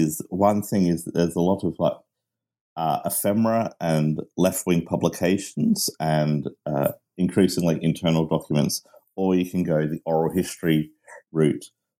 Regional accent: Australia; also born or lived in Manchester, United Kingdom; No, I am Australian of British parents, and I lived in Manchester.

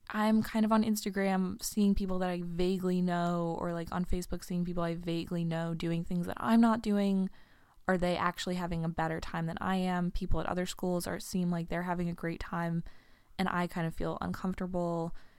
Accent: New York, United States; moved away as an adult; I'm a New Yorker, becomes a huge part of your identity.

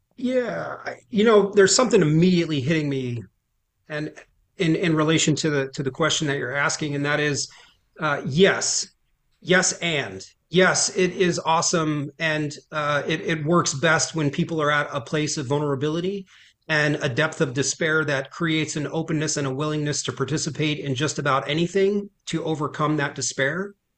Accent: Trenton, New Jersey, United States; born and raised in Trent, New Jersey

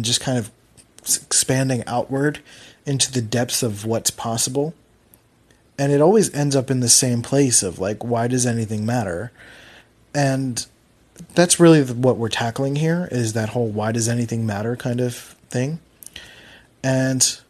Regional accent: Philadelphia, Pennsylvania, United States; accent: Philly; moved away; the fact that I'm from Philly makes words harder, or like, I don't know, Philly speak is very lazy, and I do what I can to try to mute my Philly accent

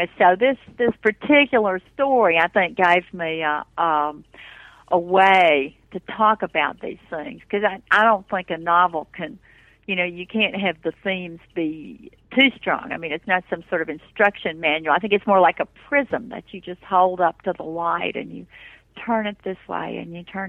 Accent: Appalachian mountains, United States; moved away; my own growing up in the mountains

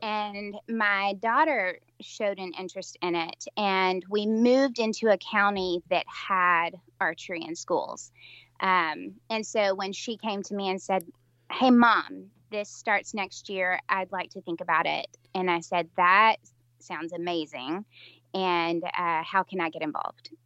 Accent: West Tennessee, United States; I'm from Middle Tennessee, and uh, started out in in West Tennessee, but then moved into Middle Tennessee as an adult

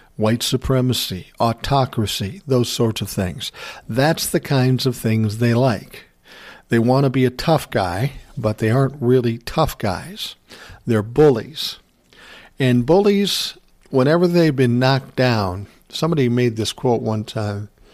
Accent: Minnesota, United States; being born and raised in Minnesota, I'm not unaccustomed to, um, minus ten temperatures

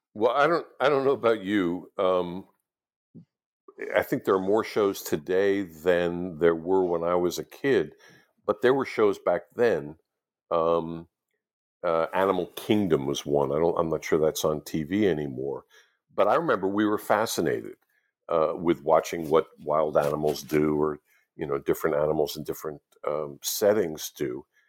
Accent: United States; the ones I grew up with in the United States

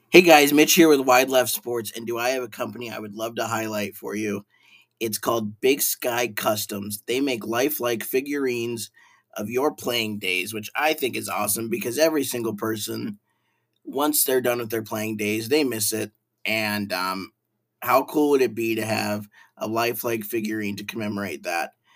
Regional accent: Montana, United States; those of us from Montana

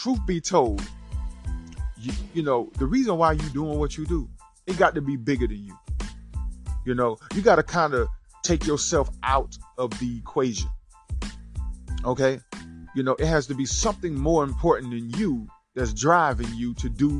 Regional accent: Rocky, South Carolina, United States; I'm from Rocky, South Carolina.

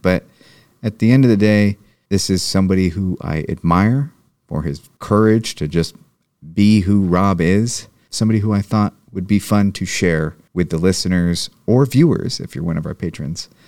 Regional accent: Marin County, California, United States; I grew up in Marin County.

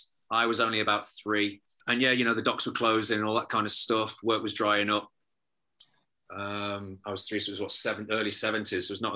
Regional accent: Liverpool, North West England, United Kingdom; born there; I was born in Liverpool. My family are all Scousers.

